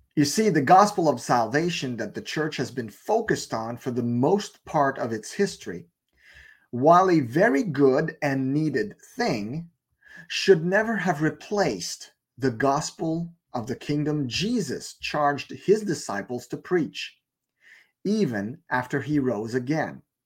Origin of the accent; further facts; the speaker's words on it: Canada; I was born in Canada, therefore I am a Canadian citizen